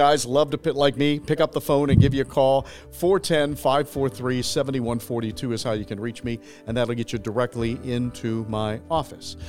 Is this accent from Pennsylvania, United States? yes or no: no; Michigan, United States; moved away; I'm a Michigan boy